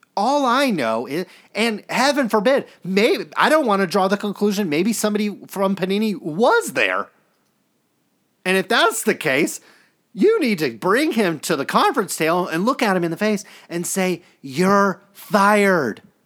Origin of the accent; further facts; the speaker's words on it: Stockton, California, United States; I grew up in Stockton, California